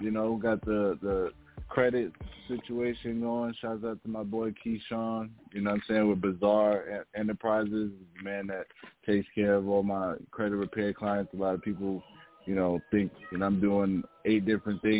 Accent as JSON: {"language": "English", "region": "New York", "country": "United States", "moved": "yes", "said": "originally I'm from New York, you know what I mean? Far Rock"}